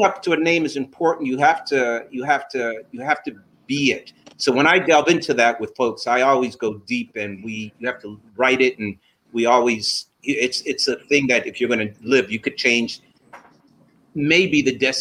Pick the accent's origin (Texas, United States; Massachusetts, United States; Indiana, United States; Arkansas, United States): Massachusetts, United States; Boston; I grew up in Boston